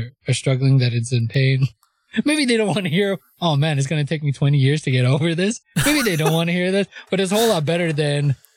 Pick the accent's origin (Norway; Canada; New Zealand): Canada; I'm Canadian. I'm going to say Gen Z.